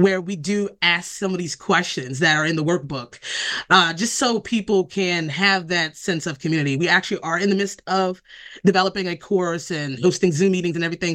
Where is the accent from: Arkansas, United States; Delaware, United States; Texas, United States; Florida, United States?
Delaware, United States; I've been born and raised in Delaware all of my life